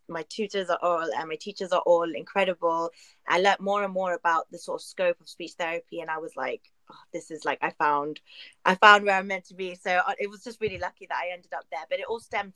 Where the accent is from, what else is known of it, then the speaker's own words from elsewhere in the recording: London, United Kingdom; I'm from Northwest London